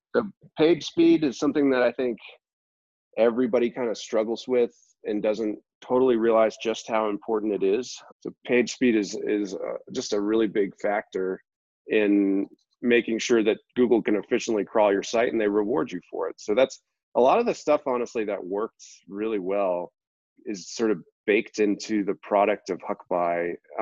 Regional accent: Boston, Massachusetts, United States; moved away as an adult; I'm originally from the Boston area

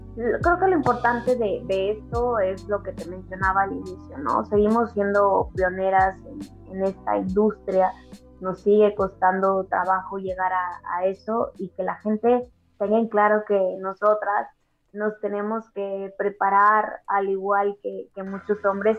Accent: Mexico; nuestra cultura como mexicanos

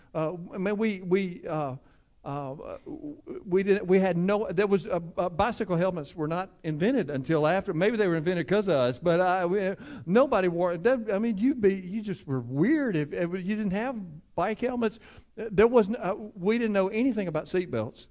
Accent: Cleveland, United States; I grew up in Cleveland.

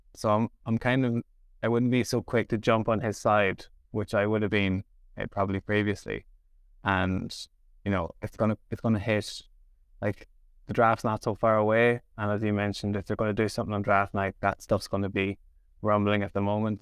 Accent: Dundalk, Leinster, Ireland; I'm from Dundalk

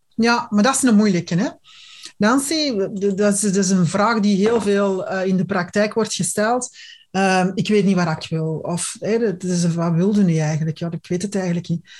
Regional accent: Antwerp, Flanders, Belgium; bij ons in Antwerpen

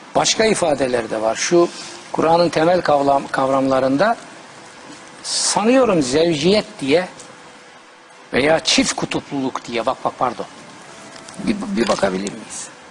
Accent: Trabzon, Turkey; moved away; also born or lived in Bayburt; Bizim Trabzon'da zaten yer elması veya patates denir.

